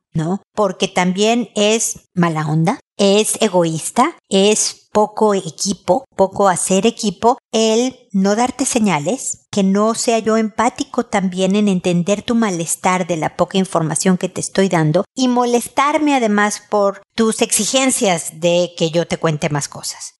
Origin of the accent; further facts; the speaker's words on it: Mexico; soy mexicana